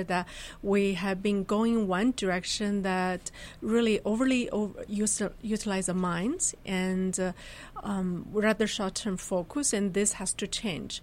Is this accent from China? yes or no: yes; northern China, China; moved away as an adult; also born or lived in Germany / United States; I was born really originally in China, then had my graduate studies in Germany and U.S.